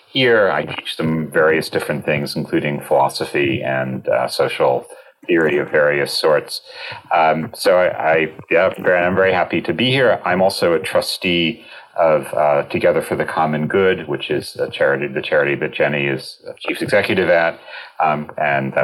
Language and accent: English; New York, United States; moved away as an adult; now in Oxford, United Kingdom; I am an American born in New York